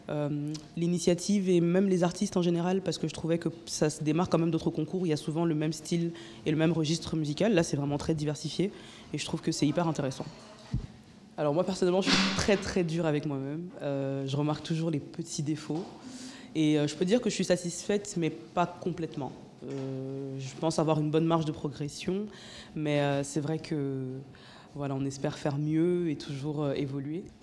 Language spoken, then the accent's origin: French; Cameroon; la musique de chez moi. je suis camerounaise de nationalité, donc on écoute beaucoup de Makossa